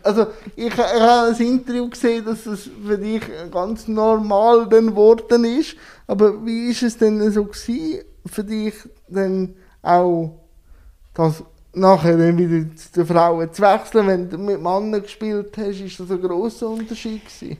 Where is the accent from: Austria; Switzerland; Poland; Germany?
Switzerland; bei uns in der Schweiz